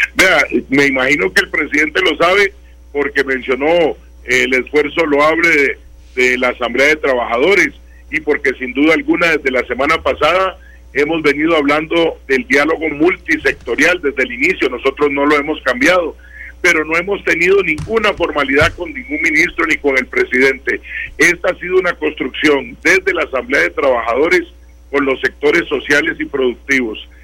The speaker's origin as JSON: {"language": "Spanish", "country": "Costa Rica", "said": "todos somos costarricenses"}